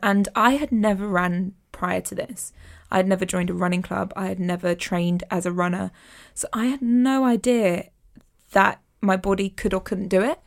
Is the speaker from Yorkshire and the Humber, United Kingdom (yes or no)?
no; London, United Kingdom; I'm a Londoner